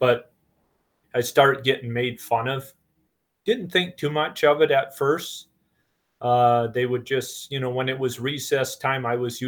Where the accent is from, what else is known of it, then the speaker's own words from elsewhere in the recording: Marlette, Michigan, United States; I was born in Marlette, Michigan, down kind of up in the Thumb area